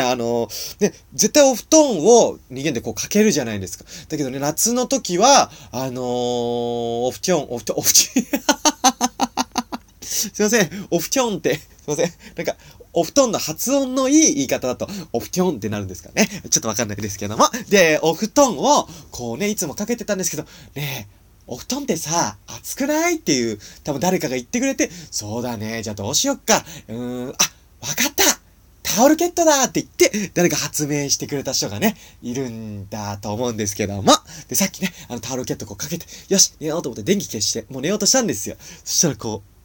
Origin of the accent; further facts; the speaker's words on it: Nagano, Japan; 長野県出身